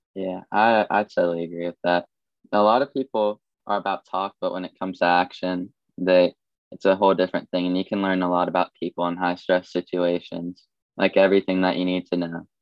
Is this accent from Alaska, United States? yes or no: no; Columbus, Ohio, United States; I'm from Columbus, Ohio